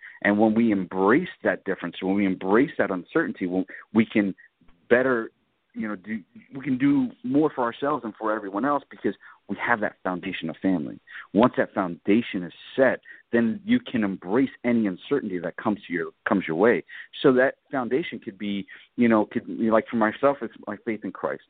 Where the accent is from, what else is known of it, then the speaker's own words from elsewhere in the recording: New York City, New York, United States; moved away; I grew up in New York City